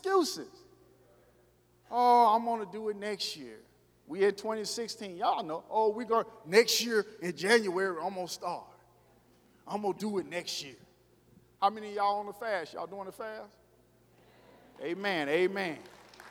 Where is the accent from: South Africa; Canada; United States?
United States; Arkansas; moved away; I told y'all I was from Arkansas